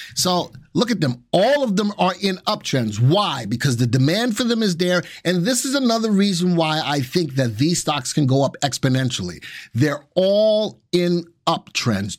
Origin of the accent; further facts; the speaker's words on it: New York, United States; now in North Carolina, United States; I'm from New York